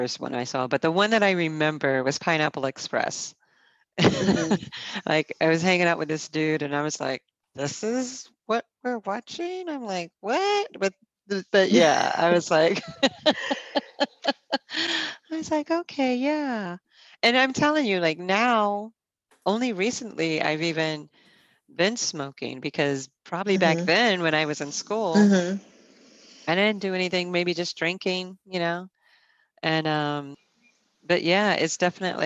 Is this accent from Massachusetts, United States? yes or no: yes; Boston, Massachusetts, United States; now in New York, United States; I grew up mostly in Boston